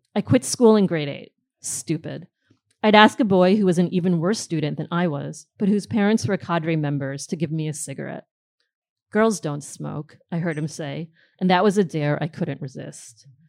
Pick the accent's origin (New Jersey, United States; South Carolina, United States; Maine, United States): New Jersey, United States; moved away as an adult; also born or lived in Queens, New York; now in Brooklyn, United States; I grew up in New Jersey for the most part